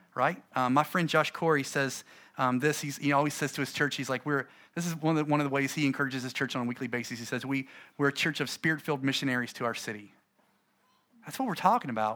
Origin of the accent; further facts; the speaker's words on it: United States; I'm American